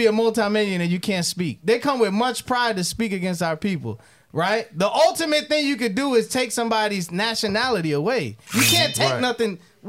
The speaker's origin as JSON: {"language": "English", "region": "upstate New York", "country": "United States", "said": "I'm from New York, upstate New York."}